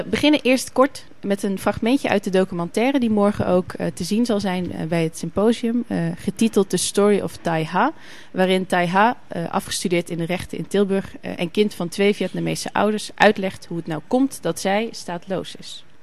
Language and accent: Dutch; Germany; born there; Ik ben namelijk geboren in Duitsland.